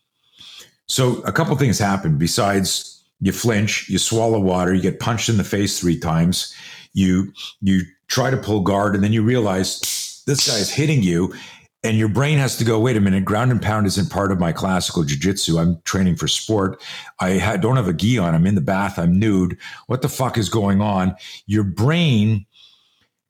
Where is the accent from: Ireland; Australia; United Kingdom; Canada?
Canada; now in United States; I grew up in Canada. I'm a US citizen now. I live in the States, but I grew up in Canada